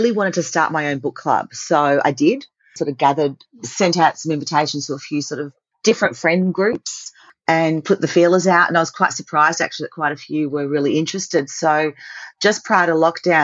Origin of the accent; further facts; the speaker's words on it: Australia; As an Aussie